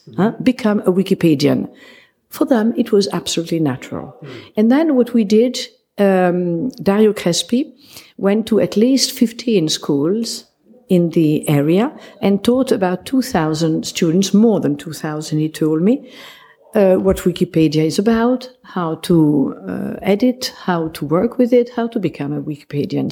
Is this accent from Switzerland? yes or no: yes; Geneva, Switzerland; now in Esino Lario, Italy; my family is Swiss. I'm from Geneva. And I married an Italian